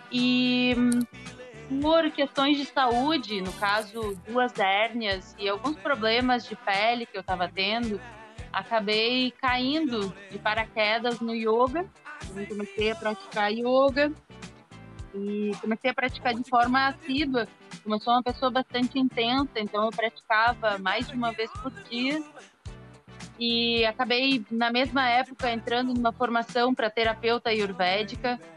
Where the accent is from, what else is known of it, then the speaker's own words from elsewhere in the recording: Rio Grande do Sul, Brazil; moved away as an adult; now in Rio de Janeiro, Brazil; eu sou gaúcha, é, mas moro aqui no Rio já há oito anos.